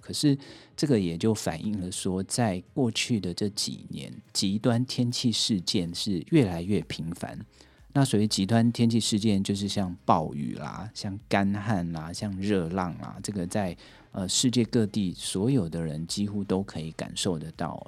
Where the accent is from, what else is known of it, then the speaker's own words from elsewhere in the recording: Taipei, Taiwan; also born or lived in Lukang; 我自己是在台北出生，但是我的老家是在鹿港哦